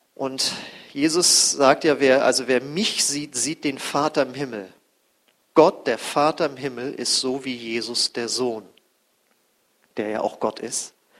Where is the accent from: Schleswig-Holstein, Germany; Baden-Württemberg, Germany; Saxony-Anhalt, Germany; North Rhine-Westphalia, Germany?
Schleswig-Holstein, Germany; North Frisia; ich komme ja aus Nordfriesland da am Deich